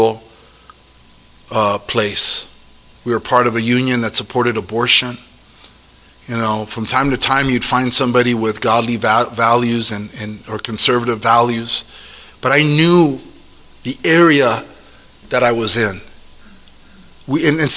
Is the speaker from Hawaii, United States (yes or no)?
yes; Hawaii, United States; I'm Hawaiian